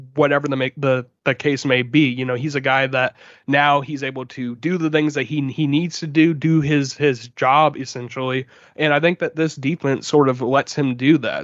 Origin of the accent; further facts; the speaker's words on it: Jacksonville, Florida, United States; I was from here, you know, I'm from Jacksonville